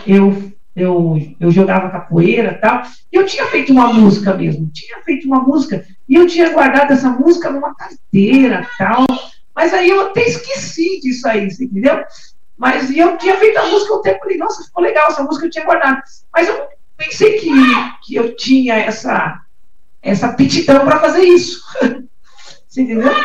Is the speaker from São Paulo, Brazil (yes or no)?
yes; São Paulo, Brazil; now in Guarulhos, Brazil; nasci aqui em São Paulo mesmo, né, nasci no Cambuci